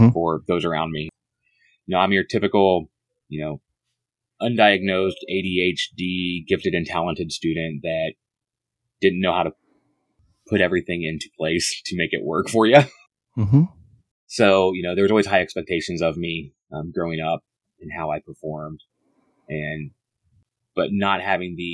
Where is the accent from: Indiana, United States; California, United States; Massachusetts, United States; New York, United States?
Indiana, United States; moved away as an adult; also born or lived in South Carolina; I grew up in Indiana